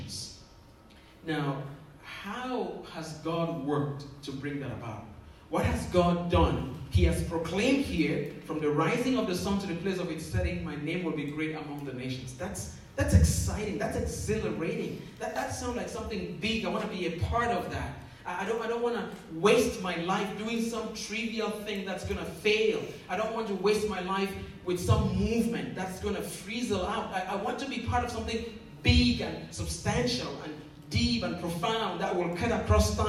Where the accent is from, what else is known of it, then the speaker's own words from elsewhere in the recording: Northwest Region, Cameroon; moved away; I grew up in Cameroon, in the northwest part of that country. That's where I was born.